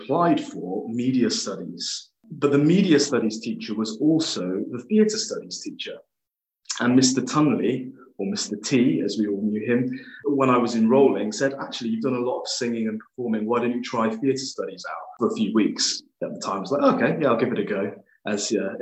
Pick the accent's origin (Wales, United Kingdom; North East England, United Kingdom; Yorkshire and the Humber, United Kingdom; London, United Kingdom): Wales, United Kingdom; Cardiff; I grew up in Wales, in Cardiff, or Caerdydd, as the Welsh say